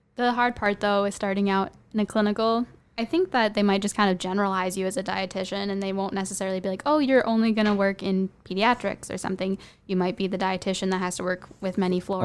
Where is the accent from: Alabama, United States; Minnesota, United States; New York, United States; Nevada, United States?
Minnesota, United States; I'm from Minnesota.